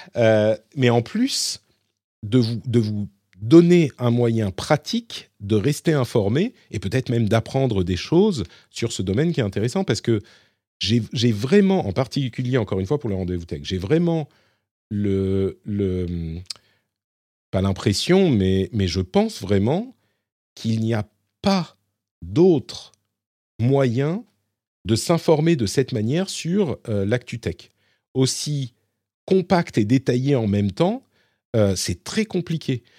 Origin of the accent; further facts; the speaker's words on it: Paris, Île-de-France, France; je suis parisien